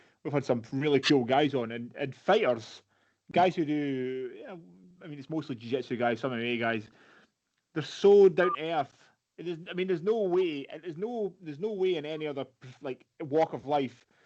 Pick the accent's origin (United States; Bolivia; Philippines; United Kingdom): United Kingdom; Kinross, Scotland; I'm from Ken Ross originally, Carndon now